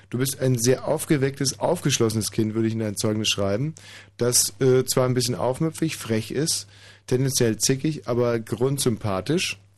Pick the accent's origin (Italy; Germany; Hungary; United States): Hungary; Äh, ich bin auch Ungar und ich bin kein bisschen blass.